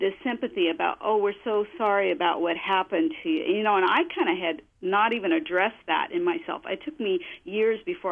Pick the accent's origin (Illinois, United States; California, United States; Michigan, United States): California, United States; I was born in California